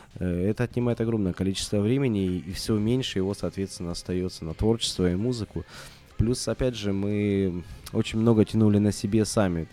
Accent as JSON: {"language": "Russian", "country": "Russia", "said": "мы же из России, да, и привыкли жить по российским меркам"}